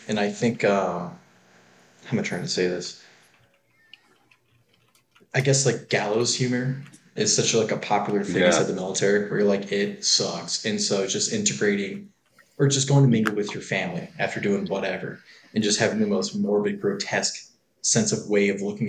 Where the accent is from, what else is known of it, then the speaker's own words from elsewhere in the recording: Detroit, Michigan, United States; moved away; I'm from the Midwest, man.